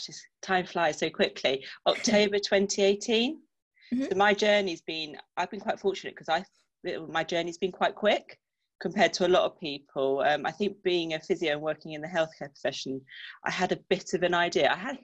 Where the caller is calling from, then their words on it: Salisbury, South West England, United Kingdom; Salisbury, down in Wiltshire.